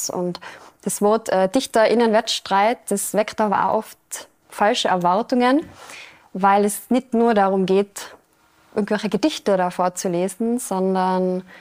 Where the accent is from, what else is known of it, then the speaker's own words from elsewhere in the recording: Austria; Bei uns in Österreich sind es fünf Minuten.